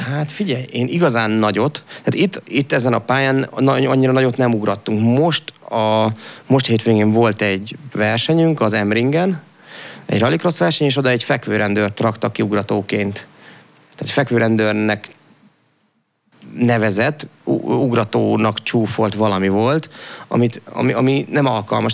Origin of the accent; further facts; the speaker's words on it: Debrecen, Hajdú-Bihar, Hungary; én Debreceni vagyok alap, Piában, Debrecen mellől, de Debreceni voltam